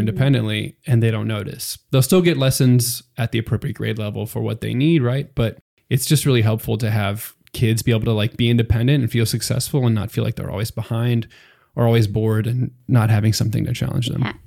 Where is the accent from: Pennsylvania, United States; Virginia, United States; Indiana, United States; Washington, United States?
Pennsylvania, United States; moved away as an adult; now in San Antonio, United States; I'm from Pennsylvania originally, so that's um, pretty far away from Texas